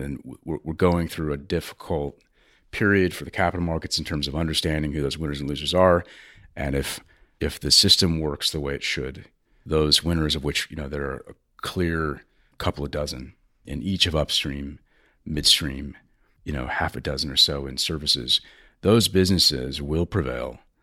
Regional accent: United States; as an American

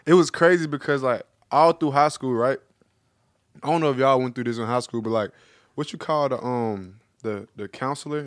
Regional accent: Memphis, Tennessee, United States; moved away as an adult; growing up in Memphis

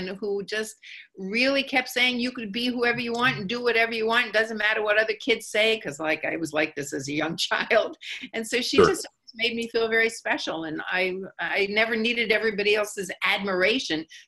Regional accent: New York, United States; I'm from New York

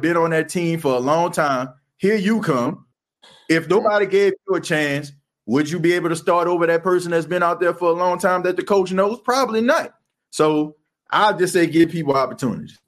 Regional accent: New Orleans, Louisiana, United States; moved away as an adult; I am from the Night Ward

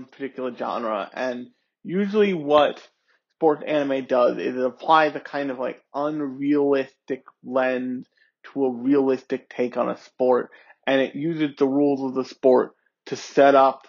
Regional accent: United States; I grew up around in America when Shaq was still a thing

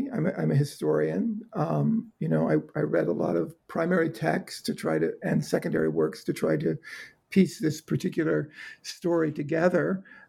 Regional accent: Georgia, United States; I grew up in South Georgia. I even remember seeing wave after wave of American fighter jets flying south into Florida during the Cuban Missile Crisis, right over the island I grew up on.

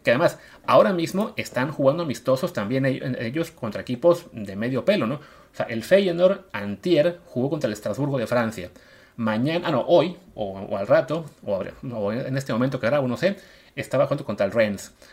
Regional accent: Coatzacoalcos, Veracruz, Mexico; moved away; Yo soy de Veracruz, crecí en Coatzacoalcos

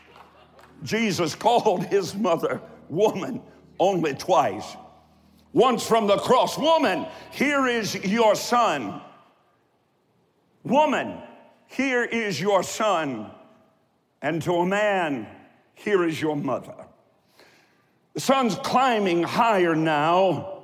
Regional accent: Columbus, Ohio, United States; also born or lived in Eastern Kentucky; I'm from Eastern Kentucky, and I was raised on the south side of Columbus, Ohio

